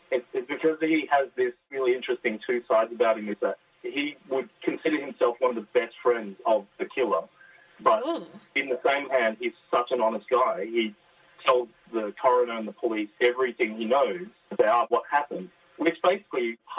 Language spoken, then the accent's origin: English; Australia; as an Australian nation, we're probably closer connected to the British